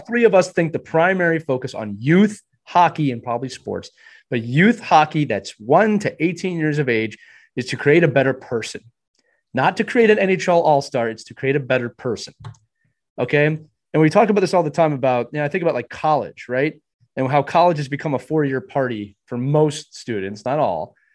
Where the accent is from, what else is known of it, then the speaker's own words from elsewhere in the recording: Pennsylvania, United States; When I was growing up, we had three local rinks. My my hometown rink was in a municipality